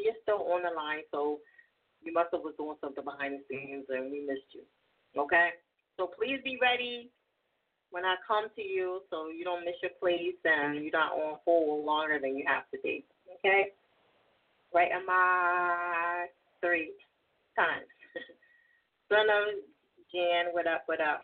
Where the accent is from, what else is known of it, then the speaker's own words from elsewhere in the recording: New Jersey, United States; accent: East Coast; also born or lived in California; now in Philadelphia, United States; I'm originally from Jersey, but I live in Philly.